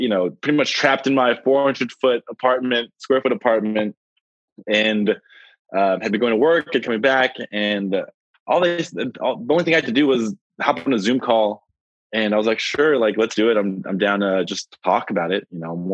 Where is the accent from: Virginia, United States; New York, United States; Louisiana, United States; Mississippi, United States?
New York, United States; I am from New York, and I am a physician